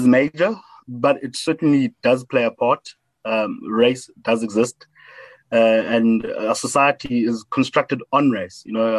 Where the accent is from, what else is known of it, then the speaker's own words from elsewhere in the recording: Howick, KwaZulu-Natal, South Africa; accent: Model C accent; also born or lived in Underberg; I did my schooling in Howick High School. Howick Prep was where I went to primary school. And so I'm a born and bred Howick boy in the KwaZulu-Natal Midlands.